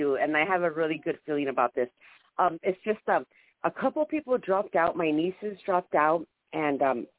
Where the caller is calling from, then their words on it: San Diego, California, United States; Hi, good morning. … from San Diego.